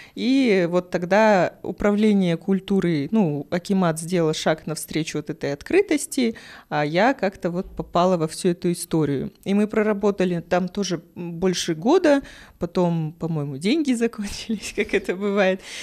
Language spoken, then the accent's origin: Russian; Kazakhstan; я родилась в Казахстане с такой внешностью